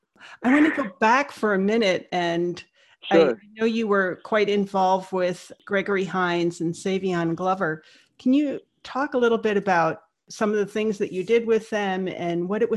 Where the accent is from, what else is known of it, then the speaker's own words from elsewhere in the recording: Saudi Arabia; moved away; I grew up in Saudi Arabia, and we used to go to Beirut a lot.